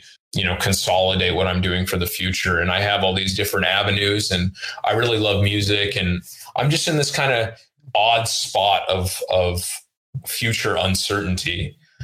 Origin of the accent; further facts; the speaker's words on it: Oakland, California, United States; first language Russian; English is a second language; moved away; I'm in from Oakland, okay. California